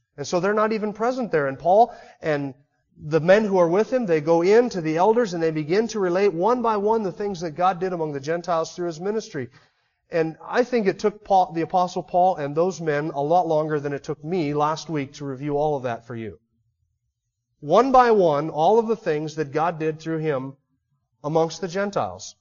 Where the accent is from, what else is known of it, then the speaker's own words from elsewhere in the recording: United States; There's something distinctly unique about being an American.